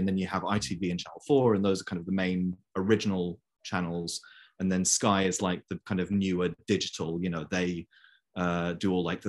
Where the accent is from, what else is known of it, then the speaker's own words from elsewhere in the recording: Brussels, Brussels-Capital Region, Belgium; now in London, United Kingdom; I live in London currently. And my life story is that, so I am English, obviously, but I was born and raised in Brussels in Belgium.